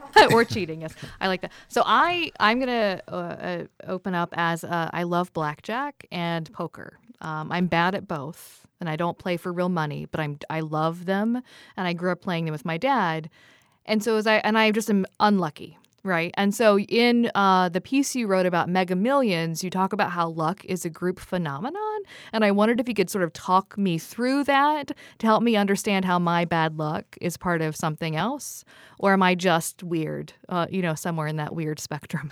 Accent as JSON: {"language": "English", "region": "Southern Ohio", "country": "United States", "said": "I'm from Southern Ohio"}